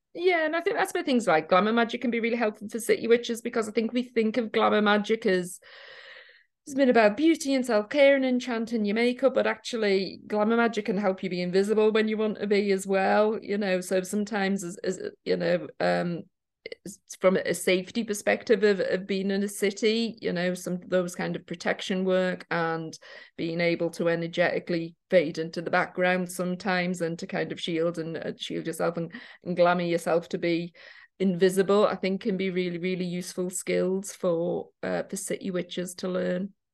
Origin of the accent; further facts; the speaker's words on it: Newcastle, North East England, United Kingdom; now in Liverpool, United Kingdom; I'm from Newcastle originally.